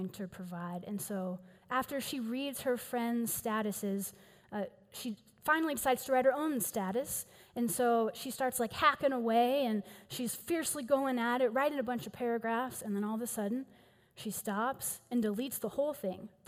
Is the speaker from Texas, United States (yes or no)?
yes; Houston, Texas, United States; accent: East Texas drawl; now in Denver, United States; I am from Houston originally, so if you hear a little bit of an East Texas drawl and or the words y'all or all y'all every six sentences or so, you'll know where that comes from